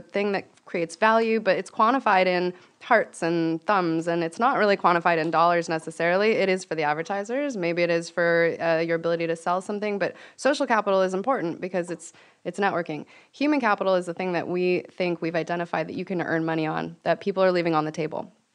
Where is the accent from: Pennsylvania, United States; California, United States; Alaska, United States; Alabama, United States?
California, United States; Venice; I'm from Venice